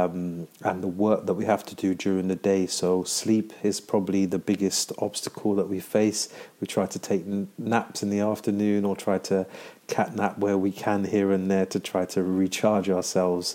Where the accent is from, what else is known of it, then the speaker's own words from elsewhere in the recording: London, United Kingdom; I am from London.